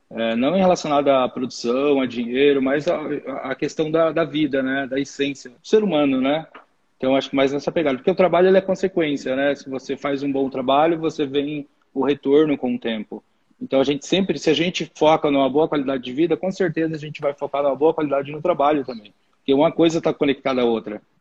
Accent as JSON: {"language": "Portuguese", "town": "Cujubim", "region": "Rondônia", "country": "Brazil", "tie": "born or raised there", "said": "de um cantinho do, do Brasil chamado Cujubim. É, isso é Rondônia, né? Estado de Rondônia, eu sou, de, sou natural de Rondônia."}